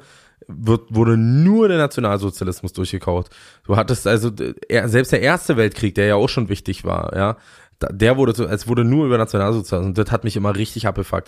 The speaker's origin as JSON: {"language": "German", "town": "Fürstenwalde", "region": "Brandenburg", "country": "Germany", "said": "ich komme aus Fürstenwalde"}